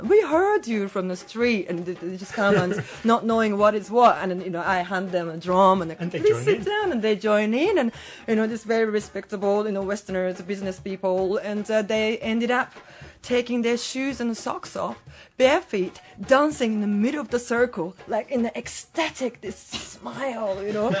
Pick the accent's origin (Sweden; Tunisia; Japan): Japan; now in Hong Kong; I'm from Japan.